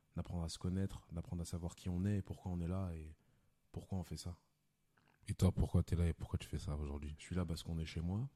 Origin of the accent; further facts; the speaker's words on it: Lyon, Auvergne-Rhône-Alpes, France; now in Paris, France; je viens de Lyon de base